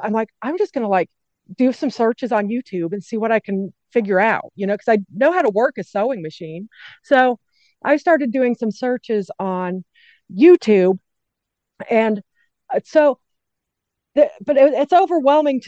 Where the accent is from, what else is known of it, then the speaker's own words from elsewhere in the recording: Englewood, Colorado, United States; moved away as an adult; also born or lived in Wyoming; now in Corinth, United States; I grew up, the first suburb south of Denver in Colorado is called Inglewood. And we lived there for 22 years